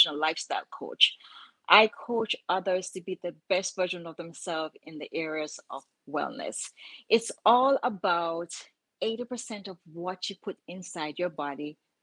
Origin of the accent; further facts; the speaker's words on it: Jamaica; moved away as an adult; now in United States; I was born in Jamaica, lived with my single mom